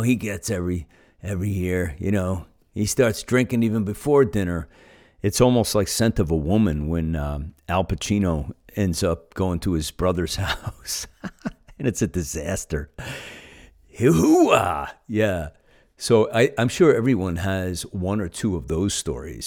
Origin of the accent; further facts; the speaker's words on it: United States; I'm an American